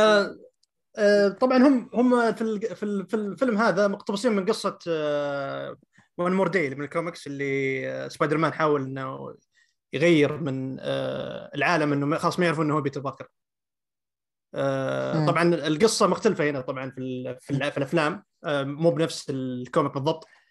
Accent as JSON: {"language": "Arabic", "country": "Saudi Arabia", "said": "عندنا في السعوديه"}